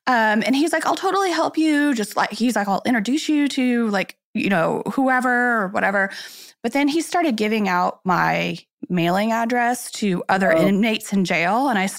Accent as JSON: {"language": "English", "region": "Midwest", "country": "United States", "moved": "as an adult", "lives_now": "New York, United States", "said": "I'm originally from the Midwest, but when I first moved to New York, and that was like almost 15 years ago now"}